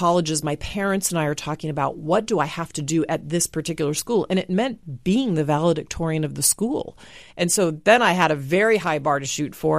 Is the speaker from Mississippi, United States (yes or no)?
no; Dallas, Texas, United States; growing up in Dallas, there were these drill teams who performed at halftime.